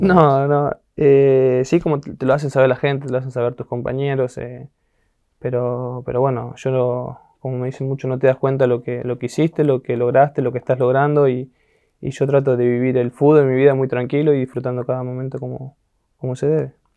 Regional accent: San Justo, Buenos Aires Province, Argentina; moved away as an adult; also born or lived in Europe; Vivía en un barrio llamado La Justina, que es ahí en San Justo, cerca de la rotonda de San Justo

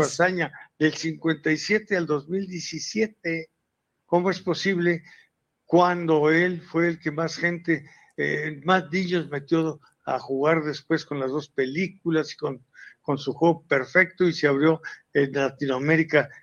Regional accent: Mexico; como mexicano

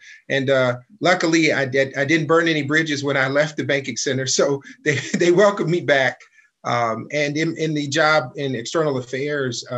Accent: Detroit, Michigan, United States; also born or lived in California / Germany; I grew up in Detroit, moved here from California when I was 4 and a half

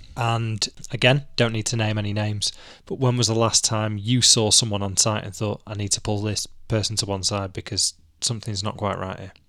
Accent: Manchester, North West England, United Kingdom; I'm a Mancunian who wears nothing but a t-shirt until the Christmas market's open

